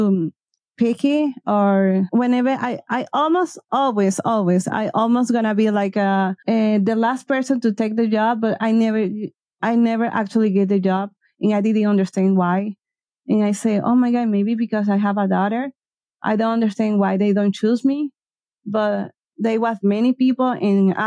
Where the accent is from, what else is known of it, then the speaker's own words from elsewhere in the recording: Venezuela; English is a second language; moved away as an adult; now in Ecuador; I born in Venezuela